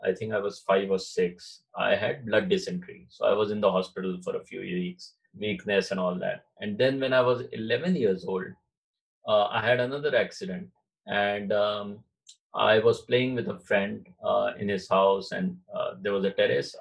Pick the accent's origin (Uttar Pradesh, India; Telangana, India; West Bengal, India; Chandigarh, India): Uttar Pradesh, India; Varanasi; moved away; also born or lived in Maharashtra; I was born in in uh, Maharashtra. Okay. Yeah. But my father uh, moved to Banaras as a professor in Banaras in the University. So wow. right at yeah yeah I think I was two when we moved to Banaras.